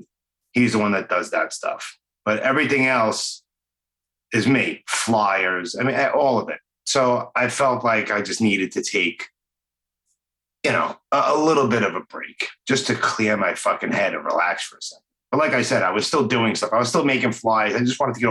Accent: New York City, New York, United States; accent: Brooklyn; my stupid Brooklyn accent

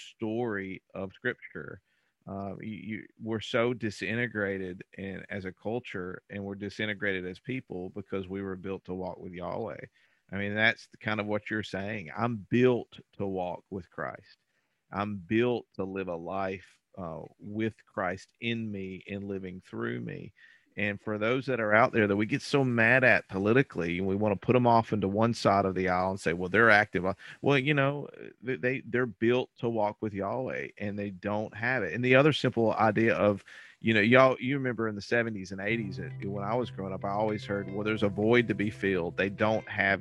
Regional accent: Alabama, United States; I grew up in the Baptist world in Alabama

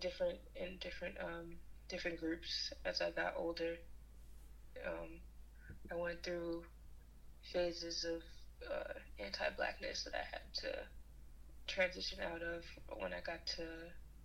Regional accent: New York City, New York, United States; I am from New York, from Brooklyn, New York, born and raised

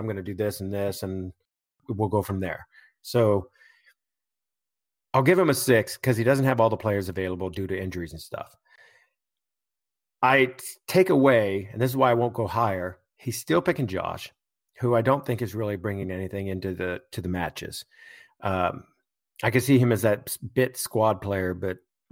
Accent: United States; as an American

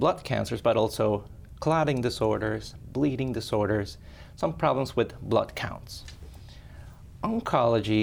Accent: Ecuador; moved away as an adult; also born or lived in Spain; now in Sioux Falls, United States; I was born and raised in Ecuador

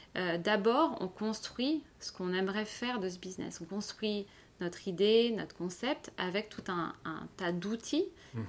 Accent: Paris, Île-de-France, France; moved away as an adult; now in Lausanne, Switzerland; je suis originaire de Paris euh, et je suis arrivée dans la région il y a 4 ans.

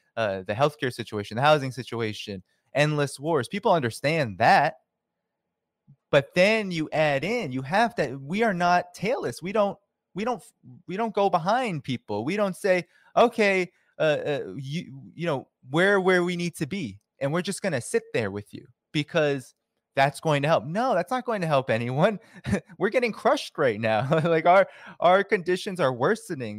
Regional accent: Boston, Massachusetts, United States; I grew up in Boston

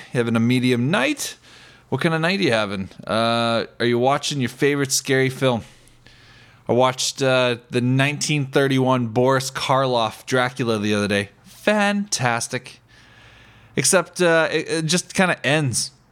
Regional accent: Ontario, Canada; now in British Columbia, Canada; I'm from Ontario, in Canada

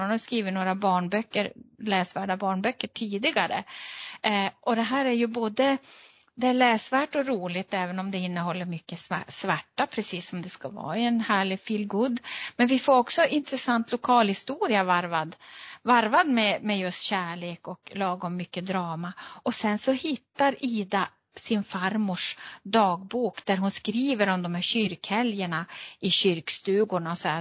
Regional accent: Luleå, Norrbotten County, Sweden; som gammal Luleåbo

